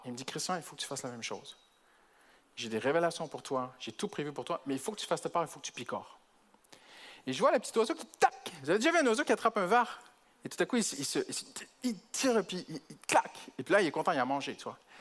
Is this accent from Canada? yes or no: yes; Canada; je suis canadien